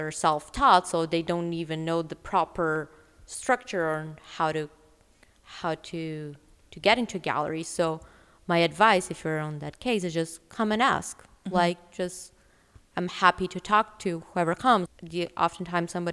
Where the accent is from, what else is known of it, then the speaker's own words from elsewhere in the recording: Brazil; moved away as an adult; also born or lived in New York / Los Angeles; now in Vancouver, Canada; I'm originally from Brazil